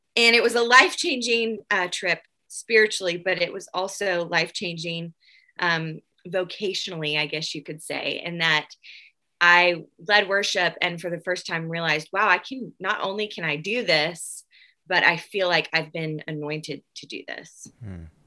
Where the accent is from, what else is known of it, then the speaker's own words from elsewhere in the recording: Nashville, Tennessee, United States; I am from Nashville, Tennessee